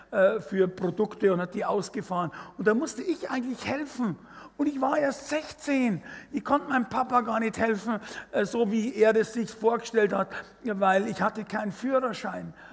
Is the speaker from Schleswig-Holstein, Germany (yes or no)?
no; Fürstenfeldbruck, Bavaria, Germany; Okay, also ich bin aufgewachsen in Fürstenverbruck, das ist so 20 Kilometer westlich von München, zwischen Augsburg und München.